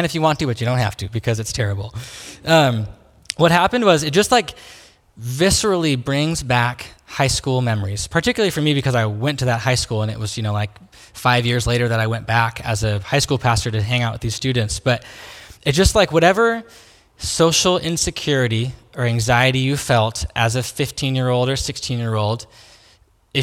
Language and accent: English; Salem, Oregon, United States; I grew up here in Salem, so I went to Sprague High School